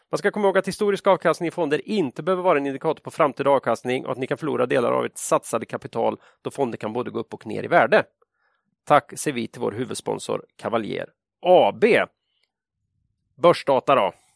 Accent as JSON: {"language": "Swedish", "country": "Sweden", "said": "som svensk"}